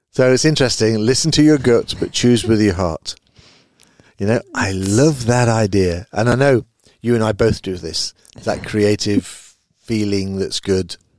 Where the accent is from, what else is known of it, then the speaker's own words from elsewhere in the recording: United Kingdom; now in Belgium; I live in Belgium. Obviously, I'm a Brit